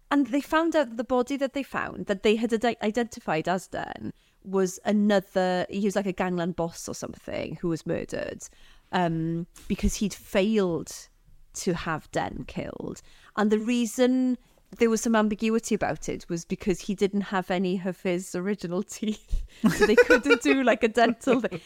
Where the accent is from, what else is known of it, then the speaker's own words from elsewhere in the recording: Aberystwyth, Wales, United Kingdom; So I grew up in Aberystwyth